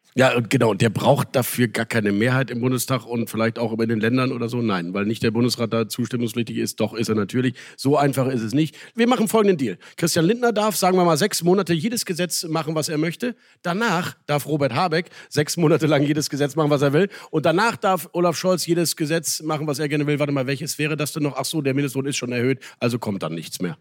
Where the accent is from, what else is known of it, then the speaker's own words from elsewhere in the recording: Rhineland, Germany; als Rheinländer